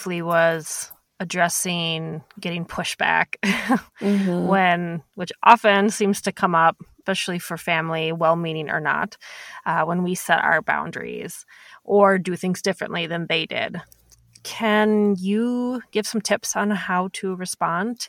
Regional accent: Midwest, United States; we're both from the Midwest

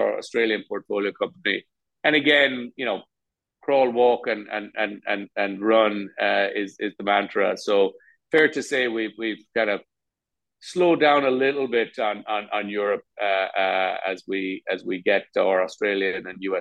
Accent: Ireland; moved away; My home country, and I spent the last year in Dublin

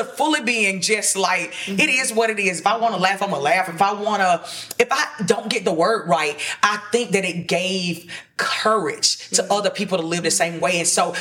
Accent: Sandersville, Georgia, United States; moved away; when I was in Sandersville in my hometown

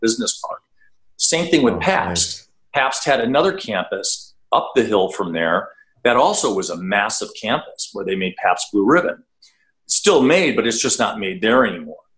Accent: Milwaukee, Wisconsin, United States; I grew up in Milwaukee, Wisconsin, where the headquarters of my now practice is located

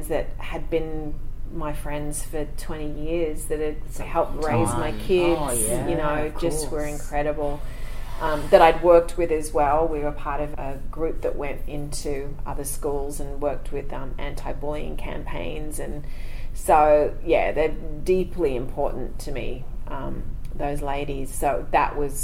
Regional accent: Sydney, New South Wales, Australia; moved away as an adult; also born or lived in Los Angeles, United States; now in Sydney, Australia; I actually grew up around St. Ives, Terry Hills.

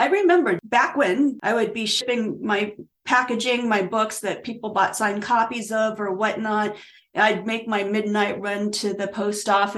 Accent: Virginia, United States; moved away; I was born in Virginia. So I don't live there, but I'm from Virginia.

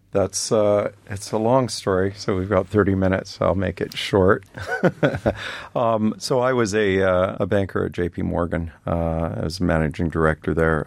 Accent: Canada; I'm Canadian

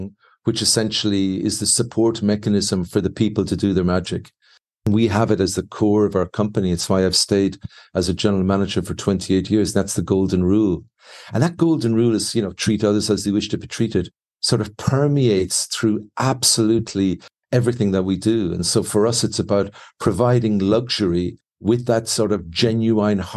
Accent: Ireland; now in Mexico; being Irish

